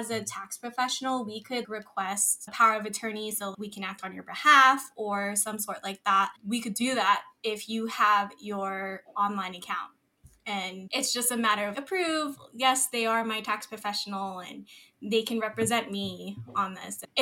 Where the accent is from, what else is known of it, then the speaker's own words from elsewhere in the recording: Philippines; yes, I am Filipino. And yes, I try to be as much as part of my culture as possible.